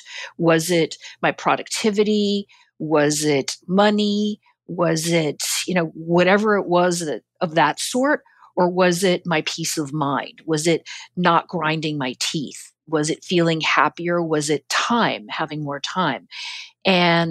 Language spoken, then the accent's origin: English; New York, United States; as a New Yorker